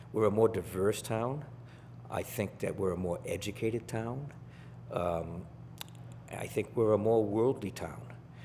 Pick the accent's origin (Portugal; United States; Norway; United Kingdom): United States; Salem, Massachusetts; born or raised there; moved away as an adult; also born or lived in Texas / Germany / Colorado / Montana